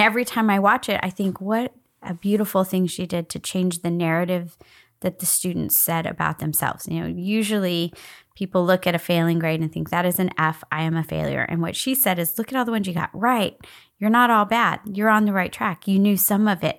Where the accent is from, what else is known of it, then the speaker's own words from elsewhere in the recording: United States; I was born in the United States.